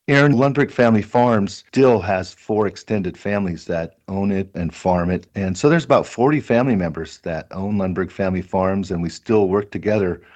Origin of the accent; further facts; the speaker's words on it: Richvale, California, United States; the town I grew up in is where our farm is, is in Richvale, California